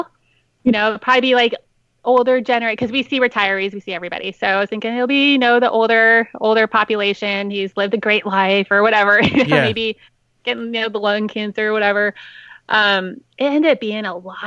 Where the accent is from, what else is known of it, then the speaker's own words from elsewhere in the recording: Las Vegas, Nevada, United States; now in San Diego, United States; I'm from Vegas